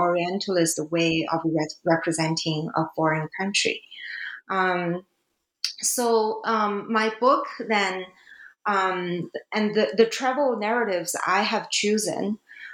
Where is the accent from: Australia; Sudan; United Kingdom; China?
China; English is a second language; now in Canada; China is my home country